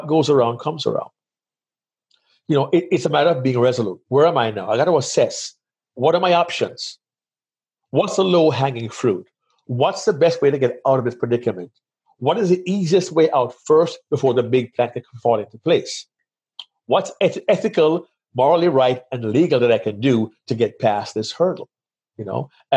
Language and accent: English; Kingston, Jamaica; moved away as an adult; now in United States; I grew up in Jamaica.